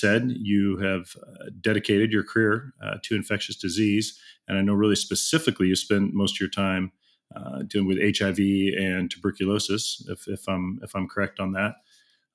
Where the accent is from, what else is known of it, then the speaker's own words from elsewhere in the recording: Seattle, Washington, United States; I'm a firefighter and EMT with the fire department located just outside of my hometown of Seattle, Washington